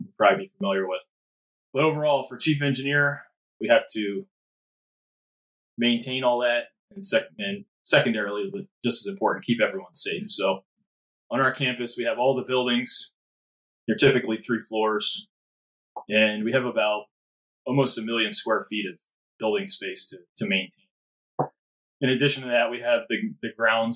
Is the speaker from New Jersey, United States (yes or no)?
yes; Burlington County, New Jersey, United States; moved away as an adult; also born or lived in Fort Lewis, Washington / Coatesville, Pennsylvania; I grew up in Jersey, Burlington County, not too far from where you guys are located